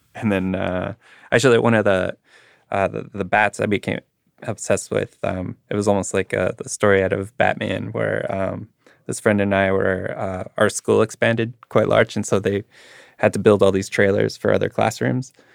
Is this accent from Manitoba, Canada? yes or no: yes; Winnipeg, Manitoba, Canada; growing up in Winnipeg